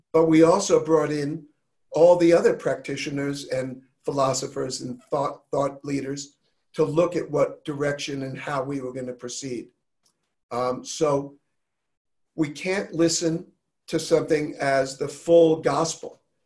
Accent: New York, United States; I was raised in New York with a bit of a tough edge

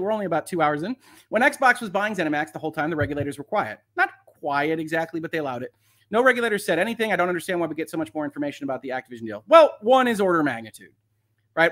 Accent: United States; That would be my hometown, the United States.

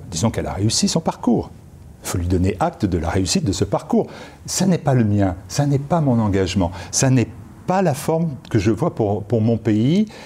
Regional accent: France; Moi, je suis français. Et donc, j'ai toujours eu mes références en France.

